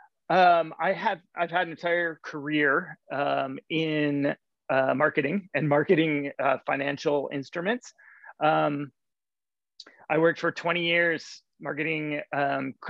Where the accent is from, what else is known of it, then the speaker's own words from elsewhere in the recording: Detroit, Michigan, United States; now in San Francisco, United States; I grew up in Detroit, but I now live in San Francisco